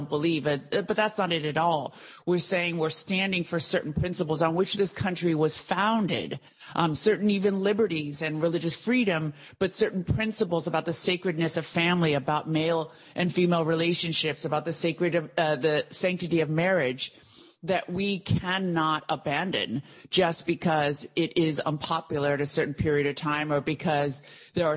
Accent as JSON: {"language": "English", "country": "United States", "tie": "born or raised there", "said": "growing up in the United States. I was born in this country"}